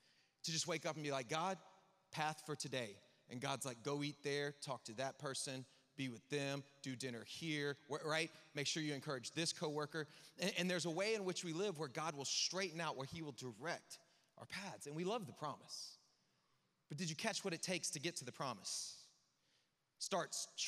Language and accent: English; the South, United States; I'm from the South